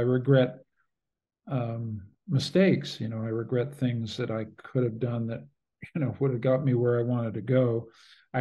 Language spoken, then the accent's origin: English; Canada; I'm a Canadian.